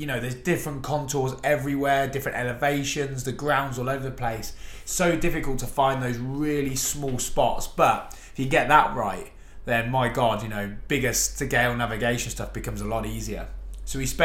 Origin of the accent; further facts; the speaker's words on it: Rushden, East Midlands, United Kingdom; I'm from Rushden in Northamptonshire